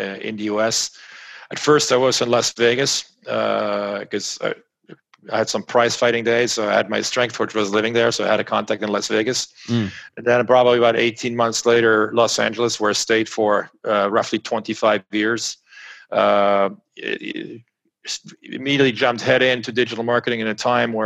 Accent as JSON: {"language": "English", "country": "France", "tie": "born or raised there", "said": "In France, growing up in France"}